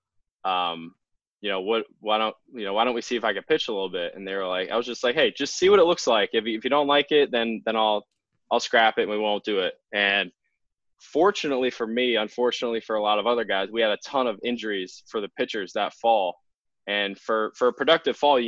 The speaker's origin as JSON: {"language": "English", "area": "40 minutes from Reading", "region": "Pennsylvania", "country": "United States", "tie": "born or raised there", "said": "my hometown is 40 minutes away from Reading."}